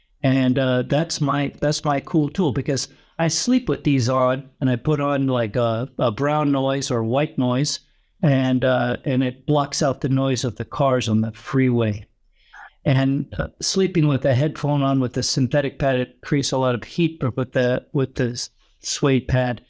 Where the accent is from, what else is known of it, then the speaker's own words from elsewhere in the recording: San Francisco, California, United States; now in Dubai, United Arab Emirates; I am originally from the San Francisco Bay Area in California. I live now in Dubai